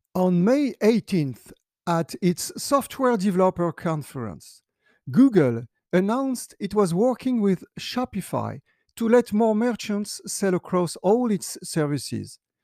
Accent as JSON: {"language": "English", "country": "France", "tie": "born or raised there", "said": "my home country, France"}